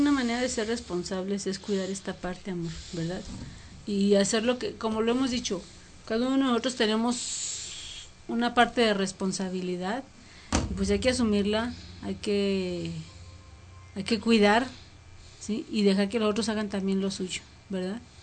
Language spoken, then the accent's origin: Spanish; Mexico; como mexicanos